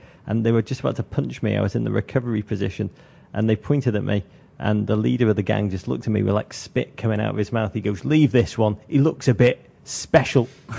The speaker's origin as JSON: {"language": "English", "region": "England", "country": "United Kingdom", "said": "Until cheap plane travel allowed us to leave England, which I didn't do till very late in life, we holidayed in Blackpool on the beach."}